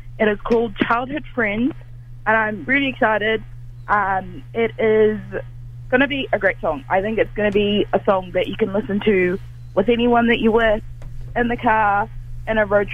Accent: Dunedin, Otago, New Zealand; I grew up in Dunedin, not for my whole life, but for the majority of my later years

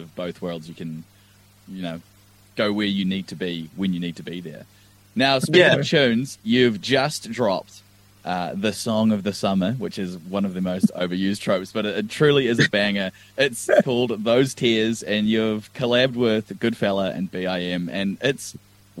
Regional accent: Central Otago, New Zealand; also born or lived in Invercargill; I'm a Central Otago lad. I was born in Invercargill

